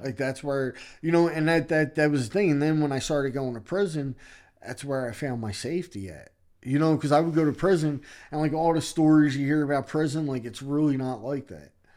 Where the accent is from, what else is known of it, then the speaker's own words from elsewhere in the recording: Philadelphia, Pennsylvania, United States; I grew up in Philadelphia and I grew up in a neighborhood in Philadelphia called Kensington